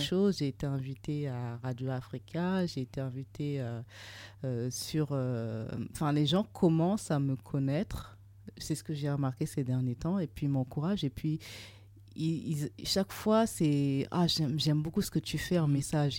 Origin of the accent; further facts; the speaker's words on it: Burkina Faso; also born or lived in Trouville, Normandy, France; now in France; Je suis originaire du Burkina Faso